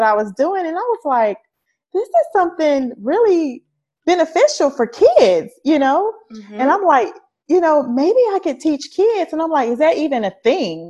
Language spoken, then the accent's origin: English; Mobile, Alabama, United States; also born or lived in Louisiana; now in Atlanta, United States; So that's pretty much where I was raised. I moved there when I was like 2 months old. So Mobile was like always home to me